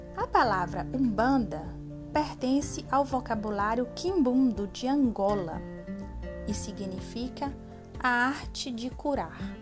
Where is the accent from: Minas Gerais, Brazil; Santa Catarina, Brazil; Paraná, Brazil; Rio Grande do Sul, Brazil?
Minas Gerais, Brazil; Teófilo Otoni; now in Contagem, Brazil; Nascida e criada em Teófilo Otoni, hoje moro em Contagem